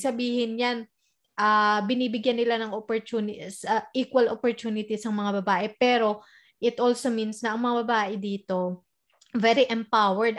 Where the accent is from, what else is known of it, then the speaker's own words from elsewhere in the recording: Philippines; moved away; part na tayo ng pagiging modern Filipina